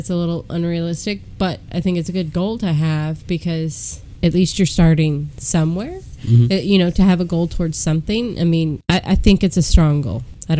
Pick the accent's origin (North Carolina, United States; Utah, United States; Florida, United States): North Carolina, United States; Statesville; We're from Statesville, North Carolina.